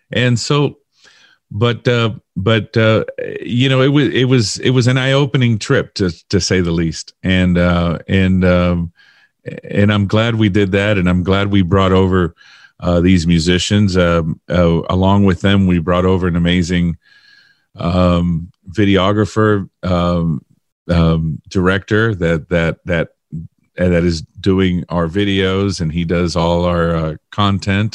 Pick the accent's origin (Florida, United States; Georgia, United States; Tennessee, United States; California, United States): Florida, United States; Miami; I was born and raised in Miami